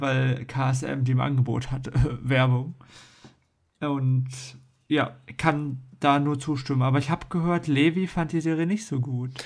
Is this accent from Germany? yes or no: yes; Germany; bei uns in Deutschland